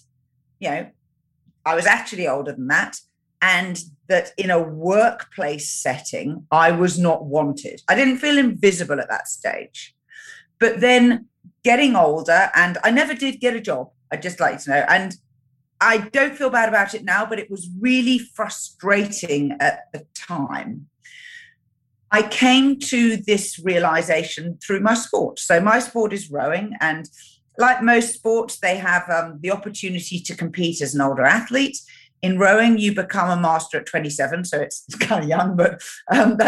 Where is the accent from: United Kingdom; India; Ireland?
United Kingdom; moved away as an adult; now in New Zealand; I was born in Great Britain and I now live in New Zealand.